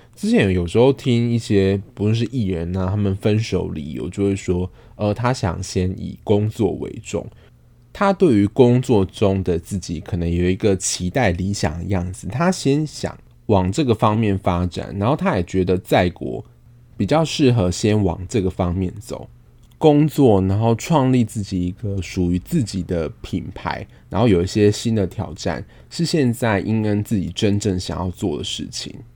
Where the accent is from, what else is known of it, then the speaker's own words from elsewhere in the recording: Taiwan; 我们是台湾人